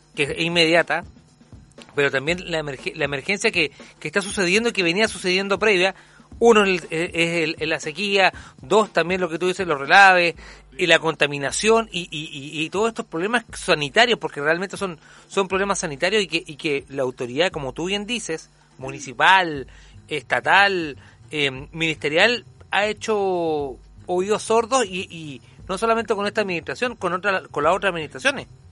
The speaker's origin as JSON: {"language": "Spanish", "country": "Chile", "said": "a nosotros también como, como chilenos"}